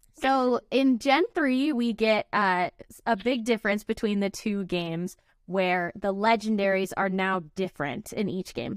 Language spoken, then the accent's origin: English; United States; we're American